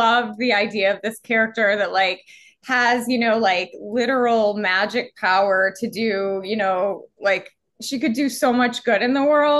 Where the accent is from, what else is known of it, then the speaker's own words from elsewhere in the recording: Florida, United States; I'm also though from Florida